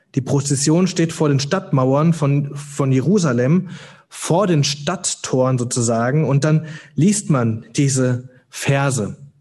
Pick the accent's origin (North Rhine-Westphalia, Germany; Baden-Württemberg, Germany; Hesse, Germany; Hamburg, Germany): Hesse, Germany; Hüttenberg; moved away as an adult; also born or lived in Cologne; Ich komme heute Morgen aus Hüttenberg, das ist, liegt in Mittelhessen. Ähm, da bin ich geboren, aufgewachsen